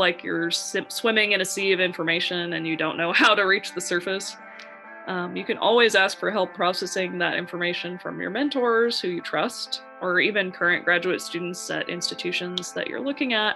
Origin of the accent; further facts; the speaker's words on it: Central Valley, California, United States; moved away as an adult; now in Boston, United States; I went to college in the Central Valley, and I grew up in the Central Valley